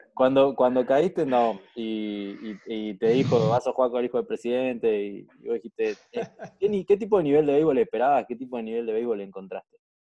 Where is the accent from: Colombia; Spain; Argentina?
Argentina; nosotros no la entendemos como argentinos